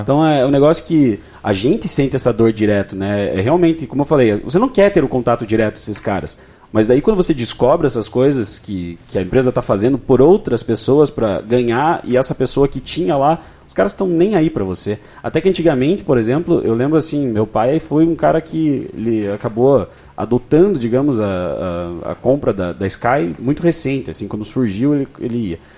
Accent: Brazil; nós como brasileiros

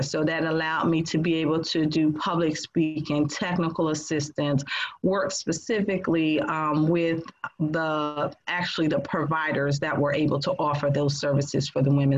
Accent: New Jersey, United States; now in North Carolina, United States; I'm from New Jersey

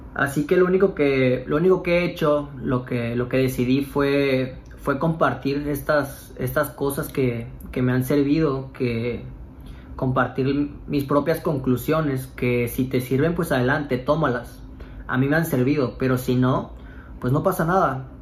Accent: Cancún, Quintana Roo, Mexico; moved away; mis amigos que somos de Cancún

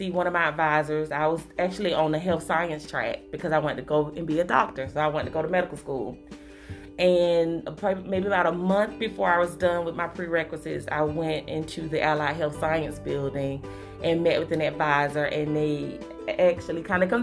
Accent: Hawthorne, Florida, United States; also born or lived in Tallahassee, Florida; I'm right here from Hawthorne. I went to Shell Elementary. I went to Hawthorne High School before taking that jump over to Tallahassee

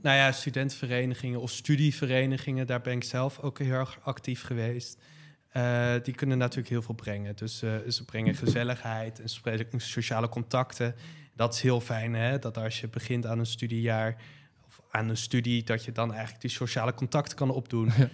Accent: Leiden, South Holland, Netherlands; ik kom zelf ook uit Leiden

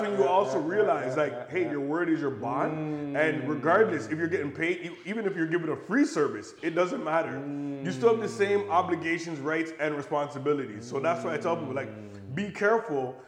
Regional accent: Buffalo, New York, United States; I'm American. So I was born in Buffalo, New York

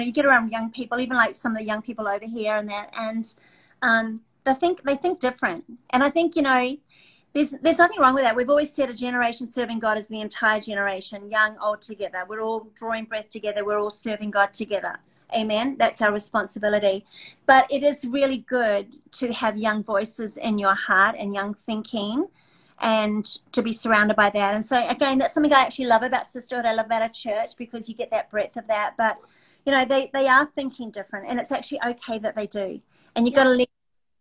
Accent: New Zealand; I came from New Zealand, etc.

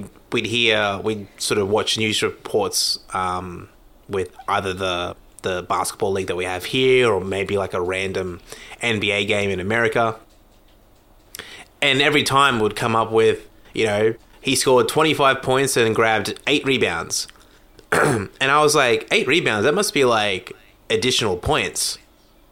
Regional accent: Brisbane, Queensland, Australia

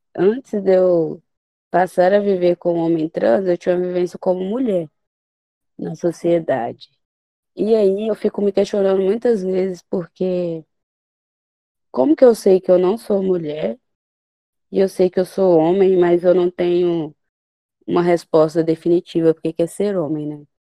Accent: Minas Gerais, Brazil; E sou mineiro.

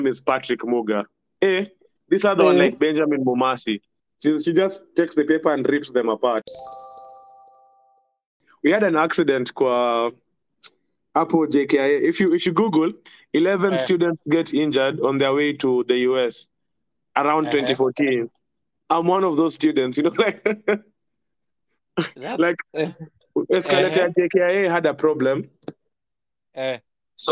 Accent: Mombasa, Mombasa County, Kenya; accent: Coastal; I was born and raised in Mombasa

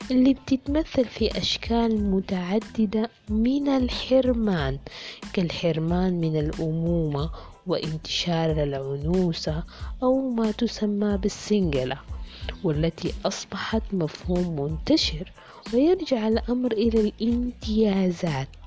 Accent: Sudan; إذا عايزين تعرفوا كيف القضاء نزيه وشفاف وعادل عندنا في السودان يكفي إنه ولا مرة أنصفني القضاء في قضية

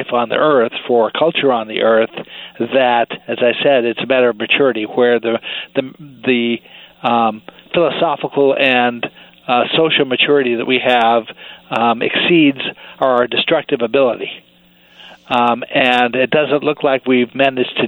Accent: Oregon, United States; also born or lived in Salem / Portland; I grew up in Oregon, actually

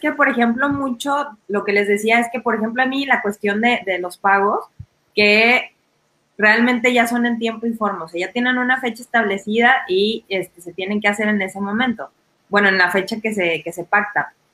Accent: Mexico; como mexicanos

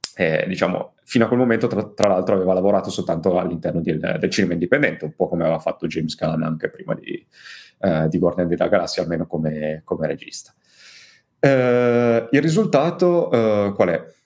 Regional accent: Turin, Piedmont, Italy; io, essendo torinese

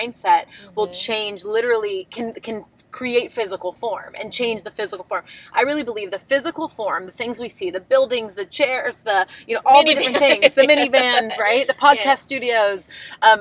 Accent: Long Island, New York, United States; I grew up on Long Island, New York, and we grew up in a very creative town

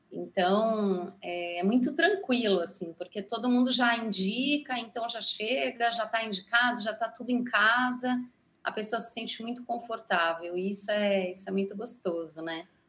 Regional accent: Brazil; sou brasileira, tenho três filhos

